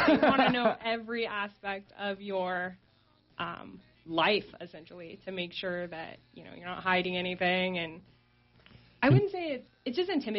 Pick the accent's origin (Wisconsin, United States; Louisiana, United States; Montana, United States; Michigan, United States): Montana, United States; Broadview; moved away as an adult; now in Sheridan, United States; I grew up just north of Billings in a little small town, Broadview.